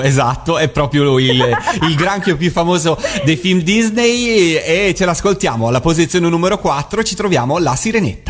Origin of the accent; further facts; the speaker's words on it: Italy; da italiano perché io sono nato qua